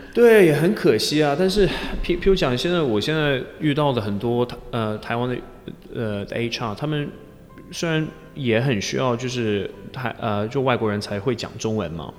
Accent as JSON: {"language": "Chinese", "town": "Leicester", "region": "East Midlands", "country": "United Kingdom", "also_born_or_lived": "Chengdu, China / Chongqing, China", "second_language": "Chinese", "moved": "as an adult", "lives_now": "Taiwan", "said": "我来自英国的莱斯特城"}